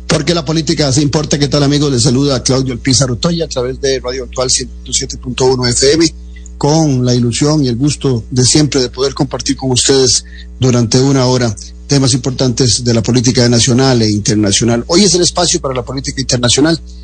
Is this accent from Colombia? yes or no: no; Costa Rica